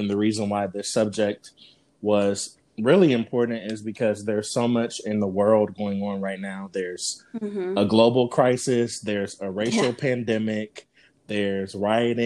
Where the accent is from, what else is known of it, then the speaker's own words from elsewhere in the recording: Columbus, Ohio, United States; moved away as an adult; now in Charlotte, United States; born and raised in Columbus, Ohio